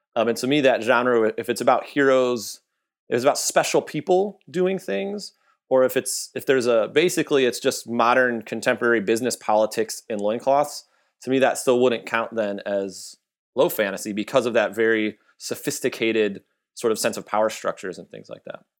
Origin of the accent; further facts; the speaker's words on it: Michigan, United States; now in Texas, United States; I'm from Michigan